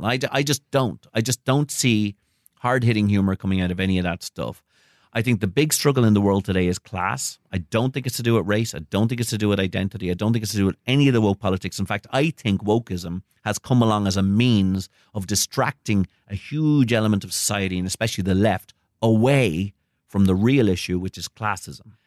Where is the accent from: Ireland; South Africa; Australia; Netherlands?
Ireland; also born or lived in United States; I'm an American citizen myself, um, though I grew up in Ireland.